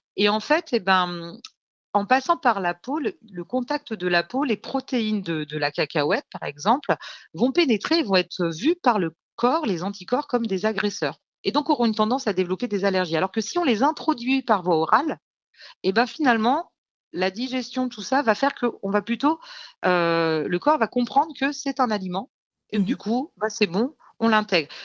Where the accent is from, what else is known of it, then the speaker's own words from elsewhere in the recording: Lyon, Auvergne-Rhône-Alpes, France; moved away; also born or lived in south of France; je suis lyonnaise à la base